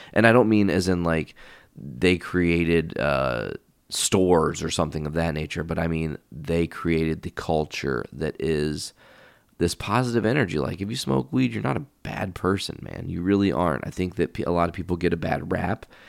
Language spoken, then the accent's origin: English; Hoopeston, Illinois, United States; my hometown is small